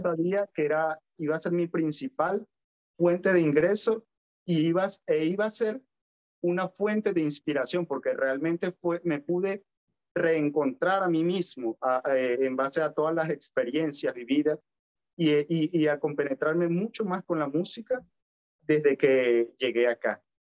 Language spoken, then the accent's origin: Spanish; Valera, Trujillo, Venezuela; moved away as an adult; now in Santiago, Chile; fue allá donde me formé, en mi querida Valera, donde aprendí todo esto y todos mis valores